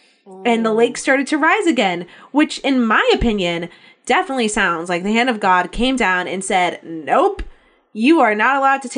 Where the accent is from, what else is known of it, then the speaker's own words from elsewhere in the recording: Texas, United States; I was originally from Texas before I was in North Carolina. And we do a lot of Texas history in Texas.